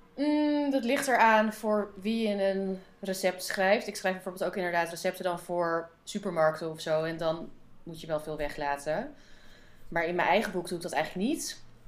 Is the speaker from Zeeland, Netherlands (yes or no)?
no; Amsterdam, North Holland, Netherlands; uit Amsterdam